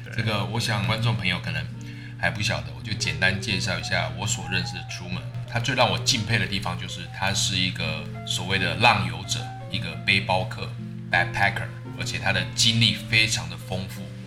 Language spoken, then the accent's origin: Chinese; Taiwan; 我们台湾人的那种，你知道，原本重口味的那种调味